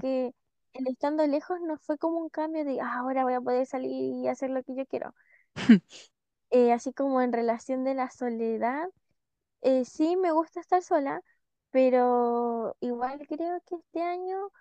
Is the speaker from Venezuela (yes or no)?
no; Chile; moved away; que no somos de Santiago.